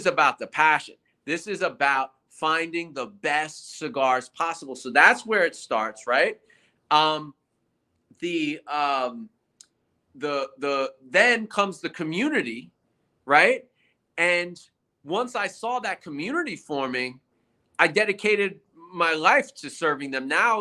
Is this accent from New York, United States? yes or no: yes; New York City, New York, United States; I'm a New York City guy